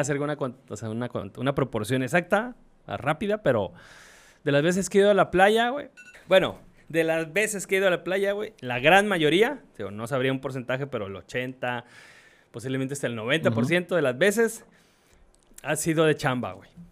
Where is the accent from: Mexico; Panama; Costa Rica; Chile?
Mexico; yo lo estoy diciendo como mexicano